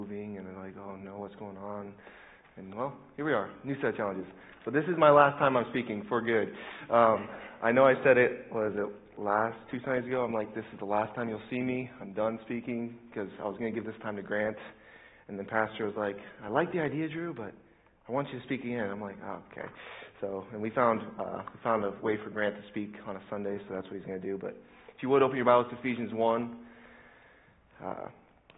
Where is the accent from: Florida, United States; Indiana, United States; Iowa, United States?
Indiana, United States; Indianapolis; I'm from Indianapolis, this is my home